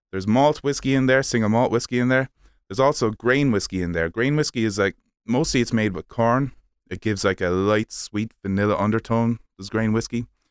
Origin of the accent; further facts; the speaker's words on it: Kilkenny, Leinster, Ireland; moved away as an adult; also born or lived in Limerick; I was born in Kilkenny, down in the southeast of Ireland, the sunny southeast of Ireland.